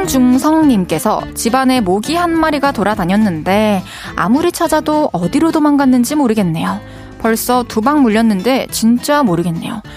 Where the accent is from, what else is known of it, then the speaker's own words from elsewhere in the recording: Masan, South Gyeongsang, South Korea; 진주 바로 옆이죠. 저는 이제 마산에서 자랐는데